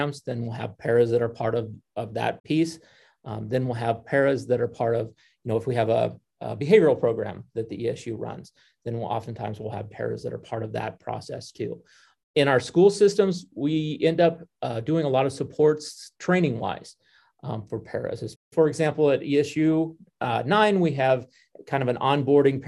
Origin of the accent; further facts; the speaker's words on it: Oconto, Nebraska, United States; moved away as an adult; also born or lived in Laramie, Wyoming; I grew up in Okano, Nebraska, 150 people that used to live in Okano. And then I went to high school at Callaway High School.